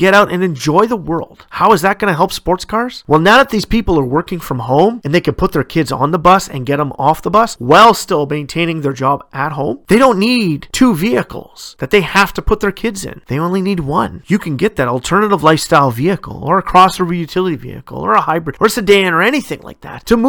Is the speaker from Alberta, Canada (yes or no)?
no; Ontario, Canada; my home province of Ontario